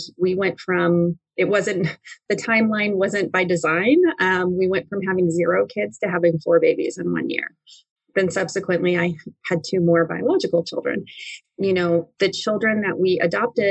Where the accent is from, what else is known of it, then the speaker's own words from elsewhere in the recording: Highland, California, United States; moved away; I grew up in a smallish town in Southern California called Highland, California